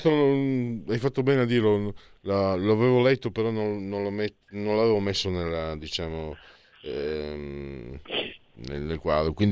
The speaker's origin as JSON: {"language": "Italian", "country": "Italy", "lives_now": "Milan, Italy", "said": "Io che sono un immigrato, vengo da Friuli Veneto, posso anche capirlo."}